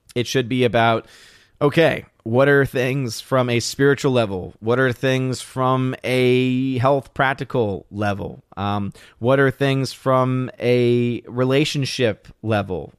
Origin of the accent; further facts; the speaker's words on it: New Orleans, Louisiana, United States; moved away; I'm originally from New Orleans